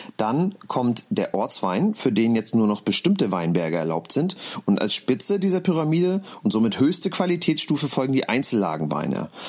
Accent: Mecklenburg-Vorpommern, Germany; weil ich gebürtiger Mecklenburger bin

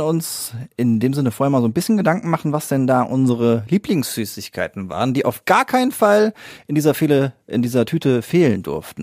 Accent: Siegen-Wittgenstein, North Rhine-Westphalia, Germany; hier bei uns in Siegen-Wittgenstein oder Umgebung

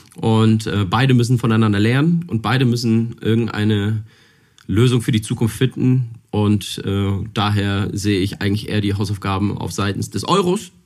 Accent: Hamburg, Germany; Ich komme aus Hamburg und wir haben hier ein tolles Apfelanbaugebiet

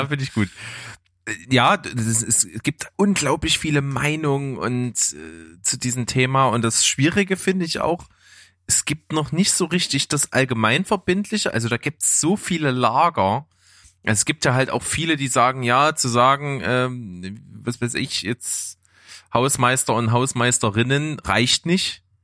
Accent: Naunhof, Saxony, Germany; ich bin ja nicht in Leipzig aufgewachsen, sondern in Naunhof

